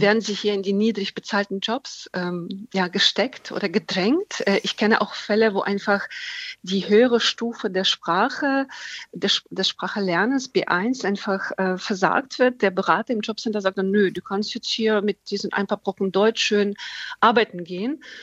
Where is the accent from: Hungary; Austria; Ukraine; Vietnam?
Ukraine; now in Germany; da fühle ich mich als Ukrainerin